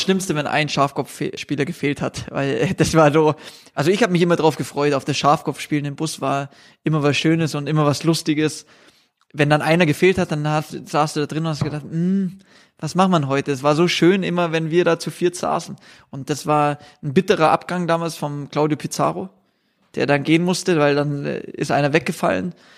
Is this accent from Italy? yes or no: no; Bavaria, Germany; als Bayer